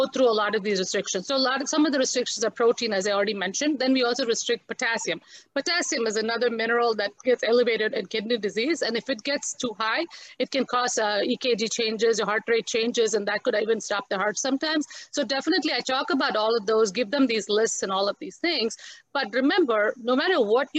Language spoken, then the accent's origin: English; India; as an Indian also, we are so used to spices